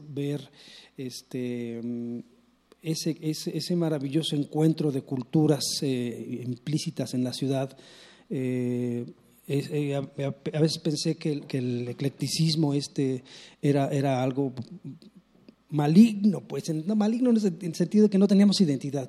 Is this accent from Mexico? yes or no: yes; Mexico City, Mexico; Yo nací acá en la Ciudad de México, yo nací nací en Regina, me, bautizaron en la catedral